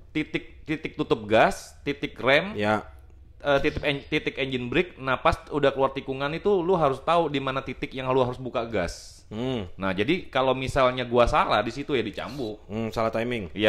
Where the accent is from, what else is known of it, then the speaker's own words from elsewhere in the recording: Bangka Belitung Islands, Indonesia; kalau di daerah gua gue di Bangka kan